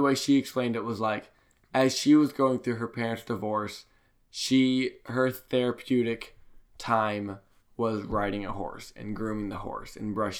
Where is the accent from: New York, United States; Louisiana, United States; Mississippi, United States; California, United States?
Mississippi, United States; Laurel; moved away as an adult; I grew up in Laurel, like, my eyes were tainted. And then I moved away